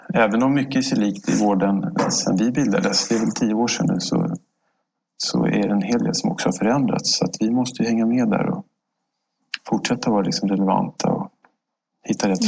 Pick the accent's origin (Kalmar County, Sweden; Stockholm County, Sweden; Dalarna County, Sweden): Stockholm County, Sweden; Stockholm; jag är född här i Stockholm, eh, uppvuxen här